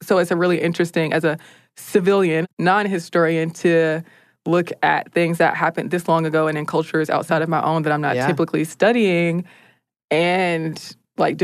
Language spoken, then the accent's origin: English; United States; as an American